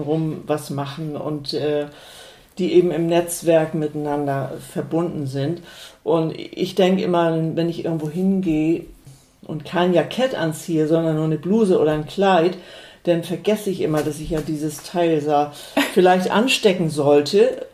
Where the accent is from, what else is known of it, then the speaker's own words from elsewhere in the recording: Welt, Schleswig-Holstein, Germany; first language Low German; German is a second language; moved away as an adult; also born or lived in Hamburg; hier bin ich groß geworden, hier fühle ich mich wohl